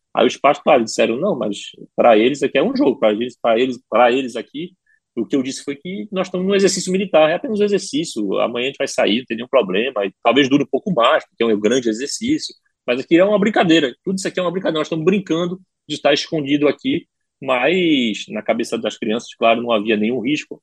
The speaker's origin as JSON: {"language": "Portuguese", "country": "Brazil", "tie": "born or raised there", "first_language": "Portuguese", "moved": "as an adult", "lives_now": "France", "said": "Eu estou há 15 anos lá, mas cresci, é, nasci e cresci aqui"}